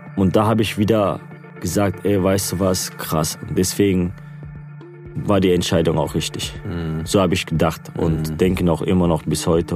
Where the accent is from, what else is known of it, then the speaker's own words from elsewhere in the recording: Gelsenkirchen, North Rhine-Westphalia, Germany; first language Turkish; German is a second language; ich hier geboren und aufgewachsen bin in Gelsenkirchen. Ich lebe noch hier